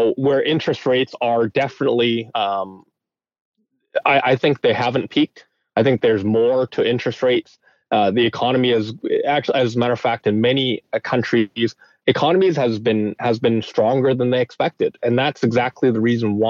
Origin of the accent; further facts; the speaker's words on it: Vancouver, British Columbia, Canada; me growing up in Vancouver